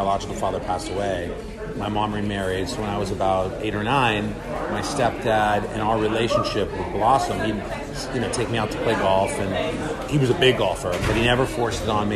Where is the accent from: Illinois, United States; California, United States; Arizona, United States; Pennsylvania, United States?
California, United States; Los Angeles; So, I love Riviera Country Club in LA. It's where I'm from. It's my hometown. I grew up playing golf there.